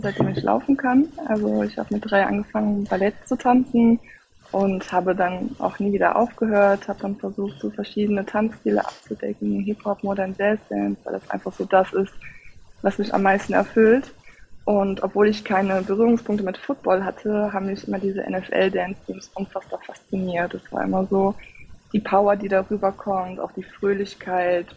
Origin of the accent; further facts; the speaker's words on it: Cologne, North Rhine-Westphalia, Germany; Ich komme aus Köln